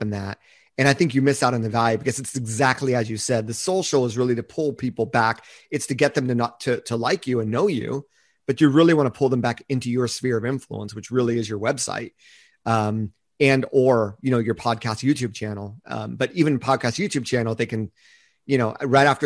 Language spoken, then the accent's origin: English; United States; also born or lived in Japan